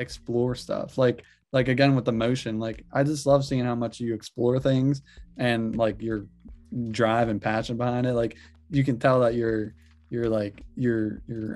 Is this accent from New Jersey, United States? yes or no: no; Pittsburgh, Pennsylvania, United States; I grew up in Pittsburgh